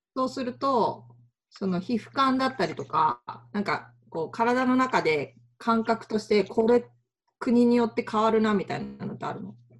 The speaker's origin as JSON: {"language": "Japanese", "region": "Tokyo", "country": "Japan", "tie": "born or raised there", "moved": "yes", "lives_now": "Kyoto, Japan", "said": "東京出身ですけど、京都にいる"}